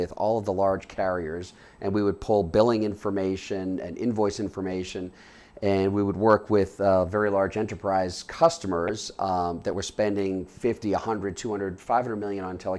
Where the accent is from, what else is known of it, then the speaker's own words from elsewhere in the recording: Boston, Massachusetts, United States; moved away as an adult; also born or lived in Charlotte, North Carolina / Washington, D.C.; now in Boulder, United States; But I grew up in the Boston area.